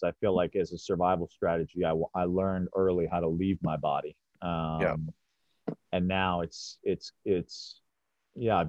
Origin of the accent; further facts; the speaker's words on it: Chicago, Illinois, United States; having grown up in the middle of the city, I grew up in Chicago